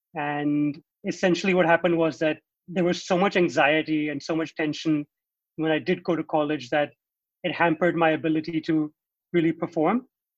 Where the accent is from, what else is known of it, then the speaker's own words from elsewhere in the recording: Hong Kong; moved away as an adult; also born or lived in United States; now in New Delhi, India; And a little background about myself. I was born and raised in Hong Kong, where I went to school. I lived there for 20 years. Before going to the US for my undergraduate studies. And now I've been living in New Delhi for about 10 years.